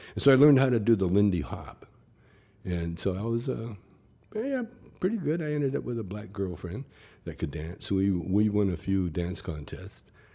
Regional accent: Calgary, Alberta, Canada; moved away; when I was a, a, a kid, you know, growing up in Calgary

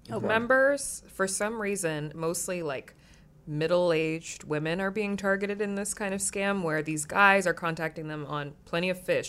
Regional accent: East Coast, United States; moved away as an adult; also born or lived in New York; now in Los Angeles, United States; growing up on the East Coast and now living in LA, it's like, because I lived in New York for a long time.

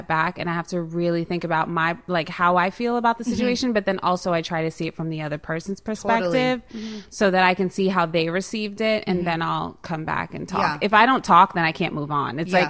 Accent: New York, United States; Born and raised, but my accent is, like, ridiculous because my mom has a very strong Puerto Rican, like, Bronx accent.

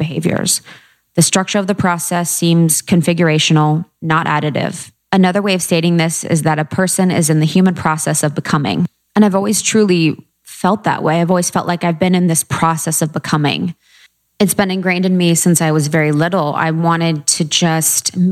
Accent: a small town in Ohio, United States; moved away as an adult; also born or lived in Chicago / New York; I grew up in a small town in Ohio

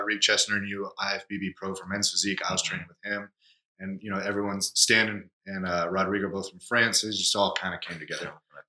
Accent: Los Angeles, California, United States; born and raised here

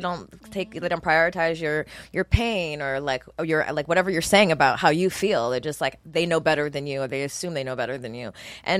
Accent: Montgomery, Alabama, United States; I was born in Montgomery, Alabama.

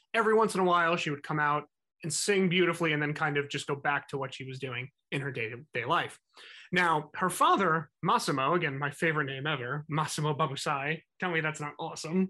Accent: New Jersey, United States; my home state, New Jersey

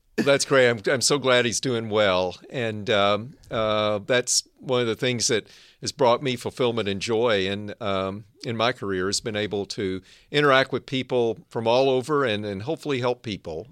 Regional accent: Arkansas, United States; also born or lived in Northern California; now in California, United States; I grew up in Arkansas. Now I live and work in the innovation heartland of Northern

